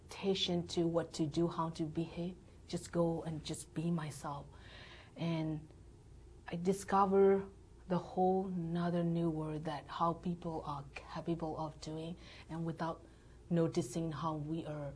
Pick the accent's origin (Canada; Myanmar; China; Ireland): Myanmar; born or raised there; English is a second language; moved away as an adult; now in United States